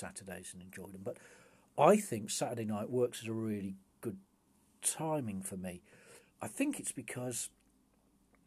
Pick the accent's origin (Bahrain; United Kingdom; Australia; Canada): United Kingdom; England; I'm English